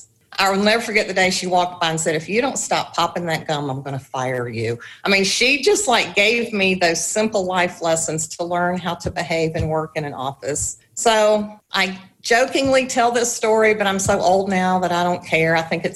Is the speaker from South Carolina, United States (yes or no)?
yes; Chapin, South Carolina, United States; also born or lived in Columbia, South Carolina; we moved from Chapin to an apartment back closer to Columbia. So my junior year in high school was my last year at Chapin.